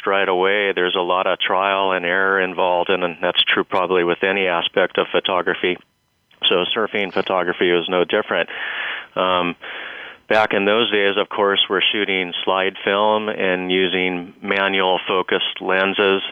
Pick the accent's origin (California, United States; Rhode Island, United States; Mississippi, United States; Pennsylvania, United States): California, United States; San Diego; now in Big Island, Hawaii, United States; I grew up in La Jolla, California. La Jolla is a suburb of San Diego